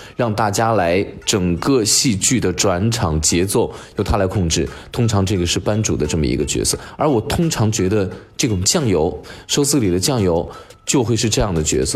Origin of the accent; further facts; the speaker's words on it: China; 我们中国人在南方地区